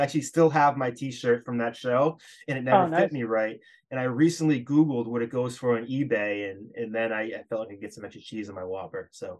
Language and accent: English; Hopkinton, Massachusetts, United States; now in Amherst, United States; we grew up around the Hopkinton area, so where the Boston Marathon starts. It's 26.2 miles away from Boston